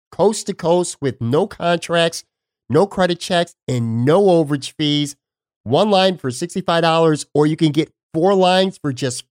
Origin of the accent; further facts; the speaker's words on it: Buffalo, New York, United States; moved away as an adult; now in Florida, United States; my hometown of Buffalo, New York